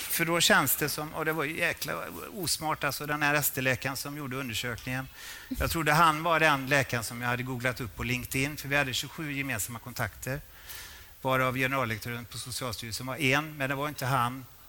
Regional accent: Borås, Västra Götaland, Sweden; jag är från Borås.

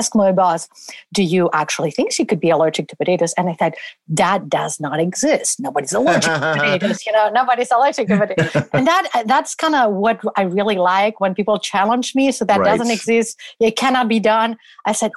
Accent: Barcelona, Catalonia, Spain; moved away as an adult; now in United States; I trained in Barcelona, my hometown, and I did my medical career there

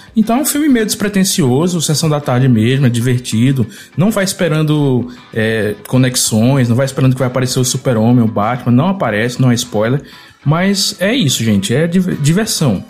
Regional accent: Brazil; enquanto brasileiro

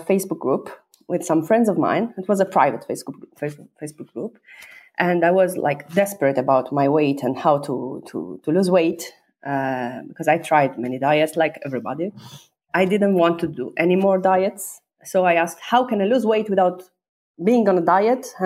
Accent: Sardinia, Italy; English is a second language; moved away as an adult; also born or lived in China; Sardinian, because I'm from Sardinia

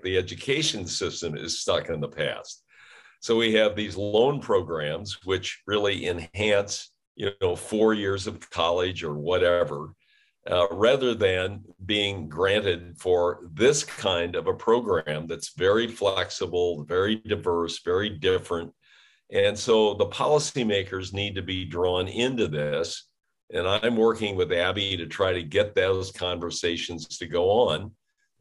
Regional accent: St. Louis, Missouri, United States; I grew up in St. Louis City in the 50s

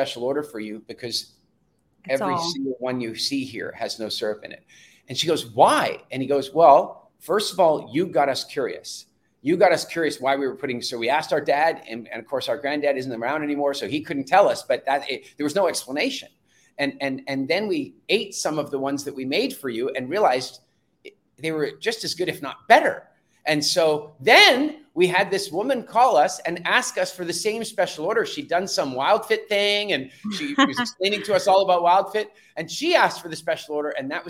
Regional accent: South Africa; I was born in South Africa.

